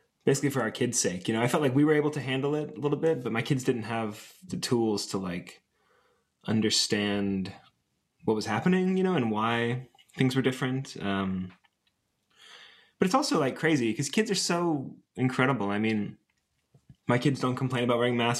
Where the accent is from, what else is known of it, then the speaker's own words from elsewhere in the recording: Atlanta, Georgia, United States; also born or lived in Chicago, Illinois; now in Greensboro, United States; I grew up in Atlanta, Georgia